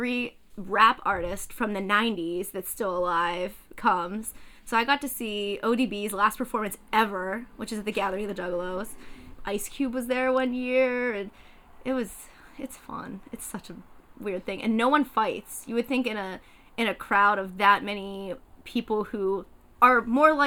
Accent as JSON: {"language": "English", "country": "United States", "said": "I'm an American"}